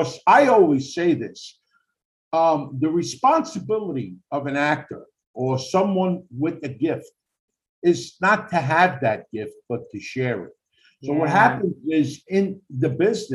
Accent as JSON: {"language": "English", "region": "New York", "country": "United States", "tie": "born or raised there", "said": "I grew up in Spanish Harlem, but it was all Italian"}